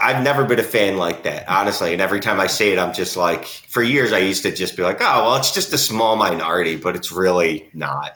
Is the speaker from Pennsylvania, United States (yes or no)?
yes; Philadelphia, Pennsylvania, United States; I'm from Philly